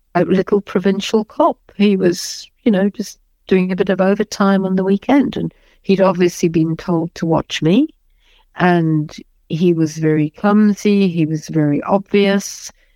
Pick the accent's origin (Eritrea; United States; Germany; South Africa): South Africa; moved away; I might be a white South African, but I'm as South African as anybody else